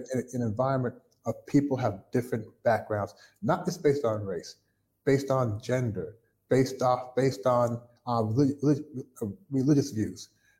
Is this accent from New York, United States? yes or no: no; Kentucky, United States; moved away as an adult; also born or lived in Toronto, Canada; now in Shanghai, China; When I grew up in Kentucky, I lived in a white neighborhood